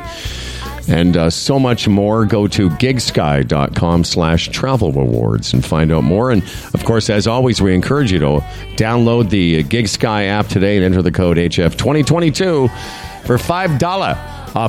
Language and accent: English; Moose Jaw, Saskatchewan, Canada; also born or lived in Calgary, Canada; now in Toronto, Canada; I'm from Moose Jaw originally, and now that I've been living in Toronto